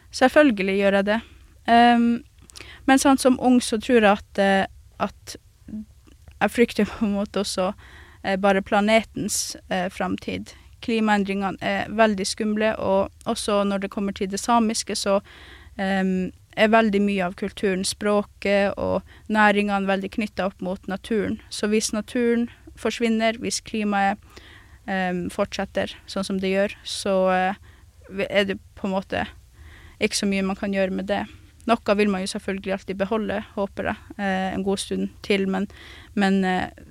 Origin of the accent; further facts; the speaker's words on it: Kautokeino, Finnmark, Norway; jeg vokste opp i en plass som Kautokeino